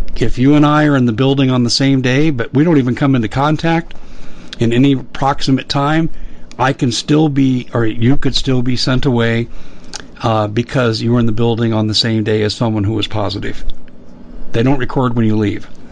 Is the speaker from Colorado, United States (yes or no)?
yes; Aurora, Colorado, United States; In Aurora, Colorado, my hometown